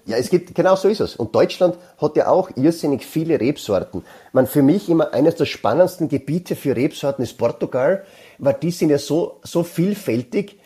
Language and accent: German; South Styria, Austria; bei uns in der Südsteiermark